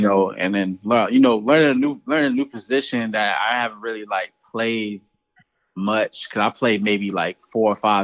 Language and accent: English; Charleston, South Carolina, United States; born or raised there